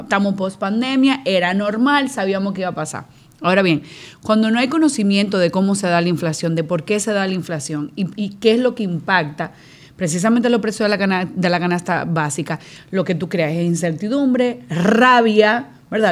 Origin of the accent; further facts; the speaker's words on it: Dominican Republic; yo como dominicana